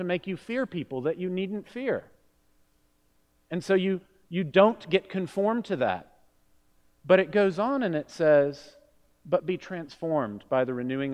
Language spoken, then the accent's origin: English; Miami, Florida, United States; moved away; growing up in Miami